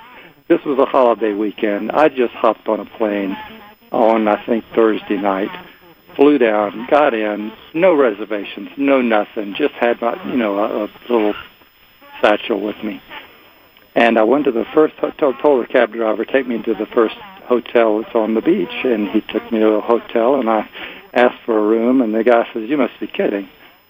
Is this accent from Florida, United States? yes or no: yes; Florida, United States; And since I grew up in Florida, I just jokingly put down anywhere there's a beach.